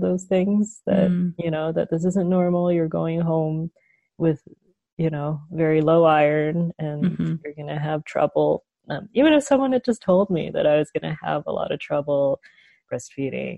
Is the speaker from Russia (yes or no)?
no; Canada; I'm Chinese Canadian. My parents were born in China and immigrated to Canada and then had me and my brother. And I grew up in Canada